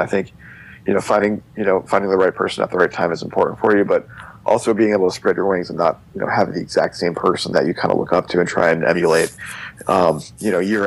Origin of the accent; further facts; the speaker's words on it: New Jersey, United States; I'm from New Jersey